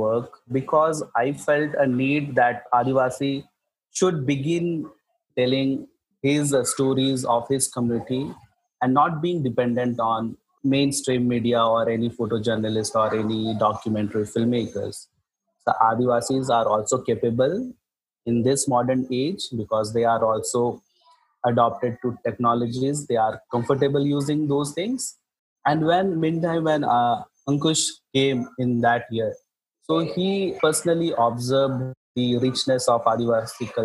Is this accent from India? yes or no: yes; site of India's first uranium mining, Jharkhand, India; My hometown is the home to India's first uranium mining